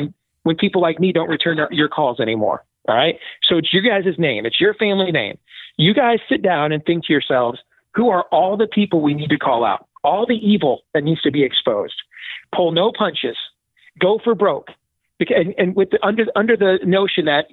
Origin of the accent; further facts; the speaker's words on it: Iowa, United States; here in my home state of Iowa